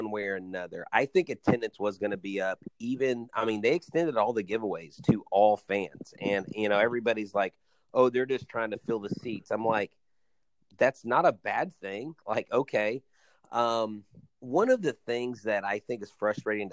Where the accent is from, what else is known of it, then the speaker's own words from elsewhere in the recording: Houston, Texas, United States; growing up in Houston